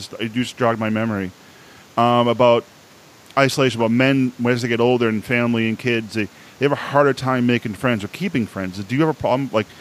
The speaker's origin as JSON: {"language": "English", "town": "Boston", "region": "Massachusetts", "country": "United States", "accent": "Boston", "said": "they joke about my accent"}